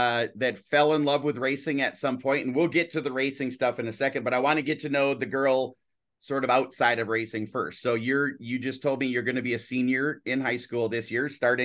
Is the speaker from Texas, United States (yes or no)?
no; Brainerd, Minnesota, United States; I grew up in a town of 410 people. And so I now we bus to the bigger town of Brainerd is where I live and where I'm from.